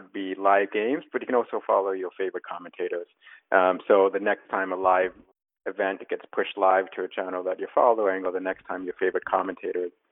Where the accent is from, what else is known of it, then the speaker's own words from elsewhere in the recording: Canada; accent: Canadian; moved away as an adult; now in New York, United States; I am Canadian, hence my accent, but I've been living in New York and the States most of my adult life